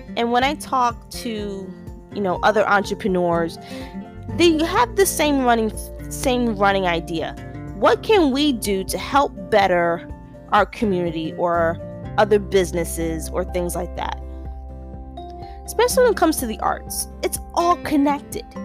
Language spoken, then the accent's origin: English; New York City, New York, United States; I'm a New Yorker, and I'm also, depending on who you talk to, about fourth generation New Yorker on my mom's side, third generation New Yorker on my father's